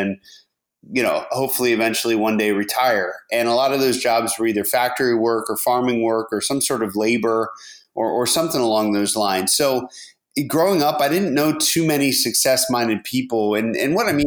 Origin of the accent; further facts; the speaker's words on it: outside of Harrisburg, rural Pennsylvania, United States; moved away as an adult; I grew up in rural Pennsylvania, and, you know, right outside of Harrisburg in the center of the state